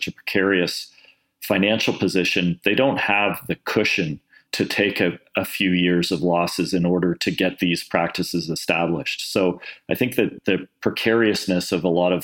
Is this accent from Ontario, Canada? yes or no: yes; Toronto, Ontario, Canada; I was born in Toronto. I grew up in suburban Toronto